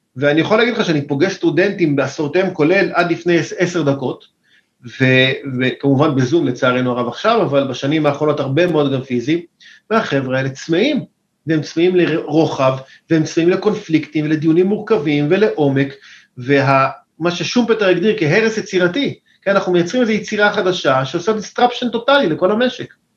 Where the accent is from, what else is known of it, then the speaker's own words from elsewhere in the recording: Israel; אני ישראלי, אמנם יש לי מקורות אמריקאים, משפחה קצת אמריקאית, אבל אני ישראלי לחלוטין